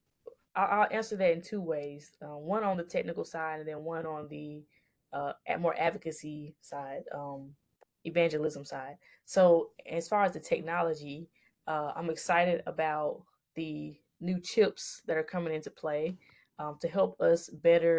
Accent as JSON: {"language": "English", "town": "Jackson", "region": "Mississippi", "country": "United States", "tie": "born or raised there", "moved": "yes", "said": "I actually have a nonprofit back in my hometown of Jackson, Mississippi"}